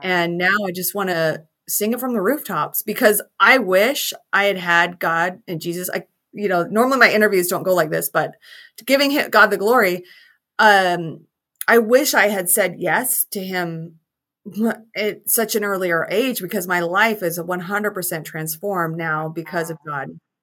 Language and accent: English; Salt Lake City, Utah, United States; I am from Salt Lake City, Utah